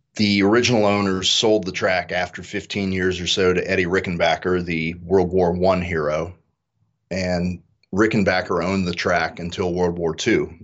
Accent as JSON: {"language": "English", "region": "Indiana", "country": "United States", "tie": "born or raised there", "also_born_or_lived": "Pennsylvania", "said": "we moved from Pennsylvania to Indiana, and almost every kid in Indiana during their elementary school career goes on a field trip to the Indianapolis Motor Speedway. So I did"}